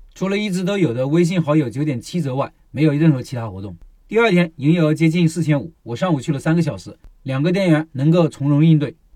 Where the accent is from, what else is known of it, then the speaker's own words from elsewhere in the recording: Hunan, China; 作为一个湖南人